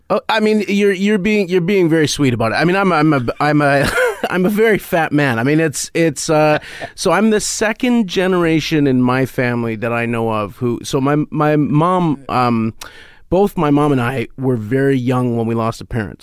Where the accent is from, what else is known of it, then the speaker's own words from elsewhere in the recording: Canada; as a Canadian